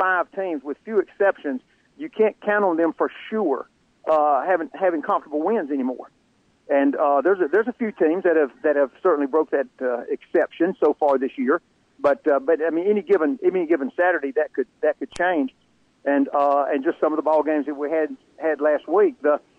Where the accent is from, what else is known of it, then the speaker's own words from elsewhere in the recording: Birmingham, Alabama, United States; you're in my hometown to cover UAB.